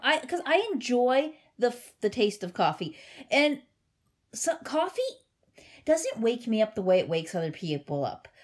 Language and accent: English; Cincinnati, Ohio, United States; born or raised there